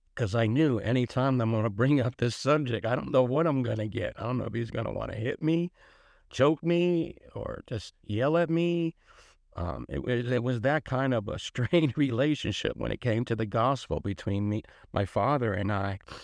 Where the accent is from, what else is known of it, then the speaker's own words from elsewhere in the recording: Bridgeport, Connecticut, United States; I grew up in Richport, Connecticut